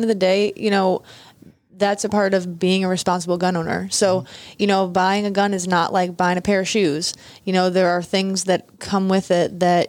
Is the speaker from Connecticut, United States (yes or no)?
yes; Connecticut, United States; also born or lived in California; now in Inverness, Florida, United States; I grew up in Connecticut.